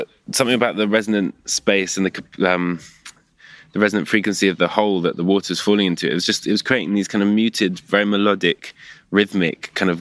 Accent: London, United Kingdom; Where I grew up in London, my street used to basically have the river running right outside it

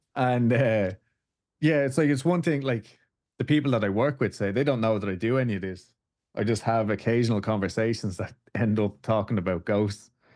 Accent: Dublin, Leinster, Ireland; now in Houston, United States; I'm from Dublin in Ireland

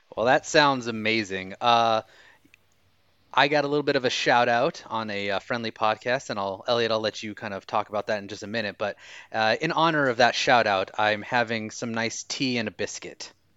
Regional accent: United States; accent: American; my American accent

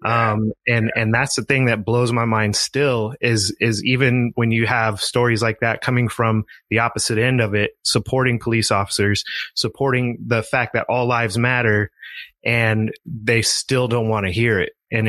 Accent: East Oakland, Ramona, Southern California, United States; We moved from East Oakland to Ramona

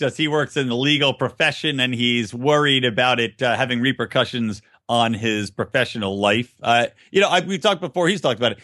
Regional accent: Philadelphia, Pennsylvania, United States; I'm from Philly

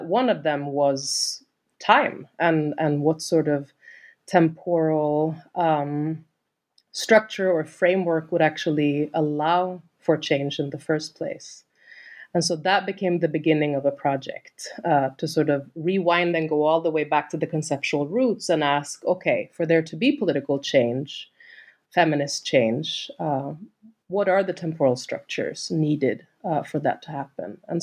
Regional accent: Sweden; moved away as an adult; I'm from Sweden originally

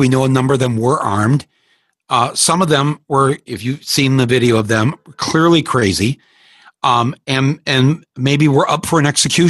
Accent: Midwest, United States; we're Midwestern corn-fed men, white men.

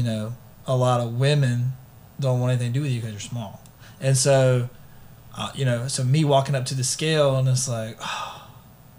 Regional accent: United States; I come from Clark County

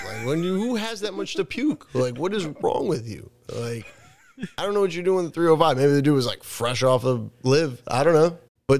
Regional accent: New England, United States; I don't have that growing up in New England.

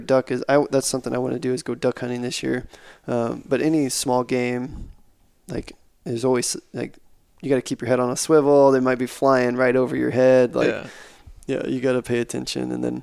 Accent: South Texas, United States; I grew up in South Texas

